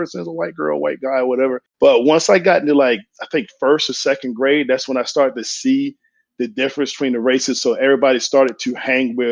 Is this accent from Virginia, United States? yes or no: yes; Eastern Shore of Virginia, United States; Growing up in the Eastern Shore of Virginia